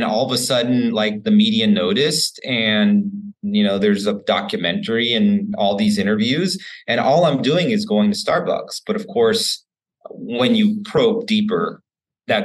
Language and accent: English; Houston, Texas, United States; my hometown of Houston